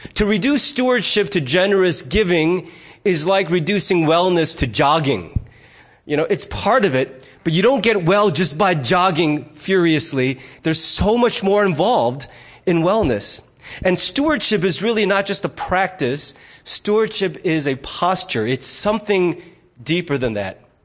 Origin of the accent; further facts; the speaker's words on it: United States; I'm also a fiercely independent American